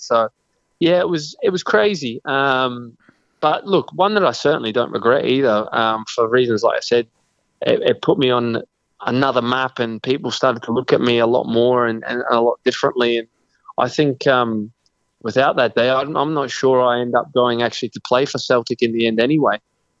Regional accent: Australia; moved away as an adult; also born or lived in Scotland; You know, I still feel a lot of me is more Scottish than I am Australian because of the most time that I spent in my adult life has been in that country.

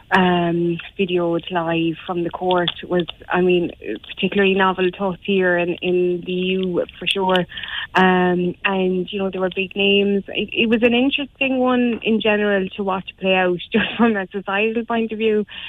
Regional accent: Ireland

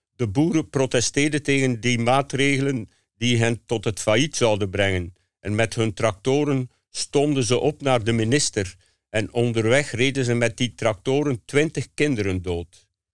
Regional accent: Hamme, Flanders, Belgium; het huis waar ik geboren ben. In Hamme, op het eh, Oost-Vlaamse platteland

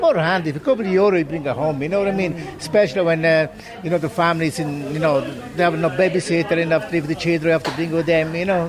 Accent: Sora, Lazio, Italy; English is a second language; moved away as an adult; also born or lived in Kinnegad, Ireland / Castlepollard, Ireland; now in Ballivor, Ireland; We live on the same town in Italy and everything, you know. The town called Sora, it's a province, Frosinone, and it's Lazio. It's nearly Rome, 70 miles from Rome.

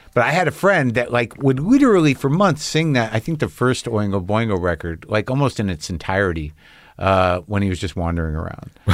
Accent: New Mexico, United States; I grew up in New Mexico

